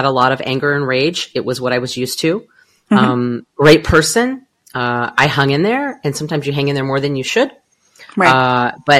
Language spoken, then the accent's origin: English; Southern California, United States; now in Arizona, United States; I am from Southern California.